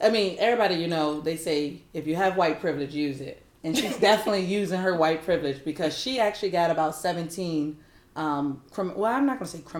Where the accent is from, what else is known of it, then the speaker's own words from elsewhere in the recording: Virginia, United States; now in Los Angeles, United States; I'm from Virginia